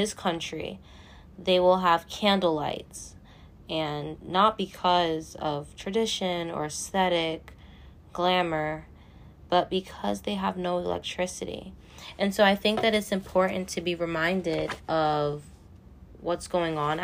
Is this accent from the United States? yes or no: yes; New York City, New York, United States; my hometown of Staten Island